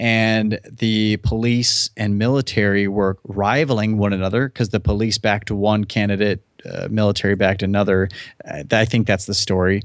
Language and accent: English; United States; I was born in the United States